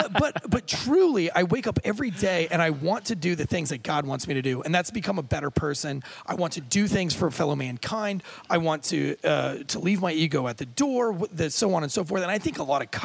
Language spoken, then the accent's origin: English; United States; I was raised here in America